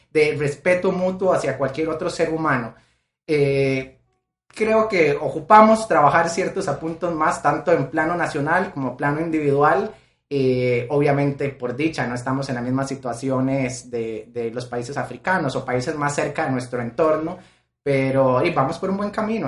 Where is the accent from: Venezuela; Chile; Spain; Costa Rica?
Costa Rica; soy de Costa Rica